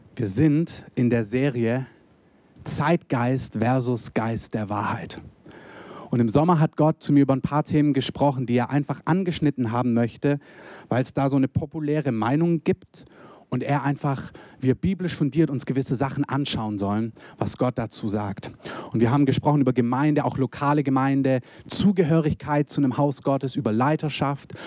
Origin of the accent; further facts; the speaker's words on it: Germany; als Deutsche